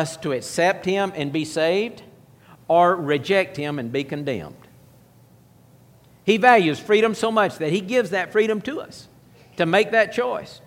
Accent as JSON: {"language": "English", "country": "United States", "said": "I'm an American."}